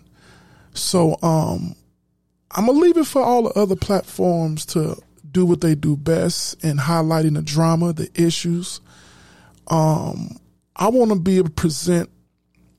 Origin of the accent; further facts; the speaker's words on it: Chicago, Illinois, United States; I'm from Chicago